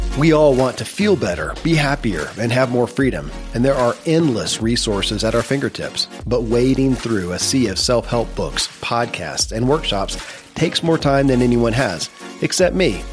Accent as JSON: {"language": "English", "region": "Kentucky", "country": "United States", "tie": "born or raised there"}